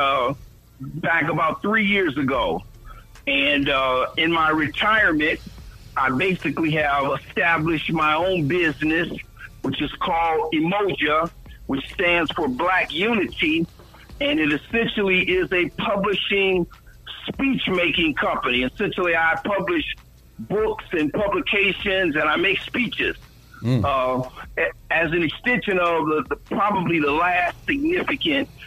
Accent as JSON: {"language": "English", "town": "Toledo", "region": "Ohio", "country": "United States", "tie": "born or raised there", "also_born_or_lived": "Washington, D.C.", "moved": "as an adult", "lives_now": "Cincinnati, United States", "said": "I'm from Toledo. I am a native Toledoan, born and raised"}